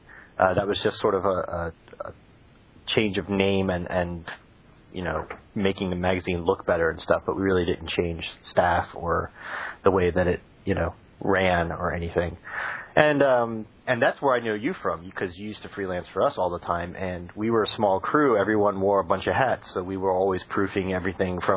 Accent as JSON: {"language": "English", "region": "Florida", "country": "United States", "tie": "born or raised there", "also_born_or_lived": "Connecticut / Vermont", "moved": "as an adult", "lives_now": "San Francisco, United States", "said": "I grew up in Florida"}